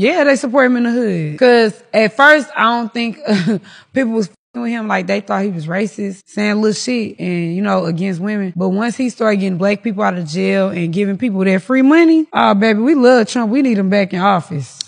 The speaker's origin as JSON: {"language": "English", "town": "St. Louis", "region": "Missouri", "country": "United States", "tie": "born or raised there", "accent": "country", "moved": "as an adult", "lives_now": "Los Angeles, United States", "said": "living in Saint Louis, growing up in Saint Louis"}